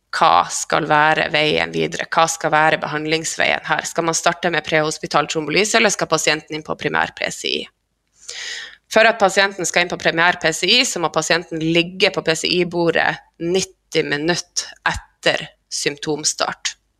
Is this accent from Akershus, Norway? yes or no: no; Skjervøy, Troms, Norway; moved away; Skjervøy er ei knøttlita øy helt i Nord-Troms, på grensa til Finnmark. Der er jeg ifra